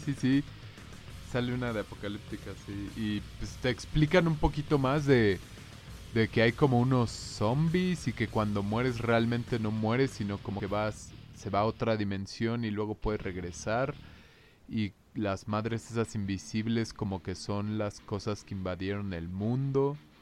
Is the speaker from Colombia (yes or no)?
no; Mexico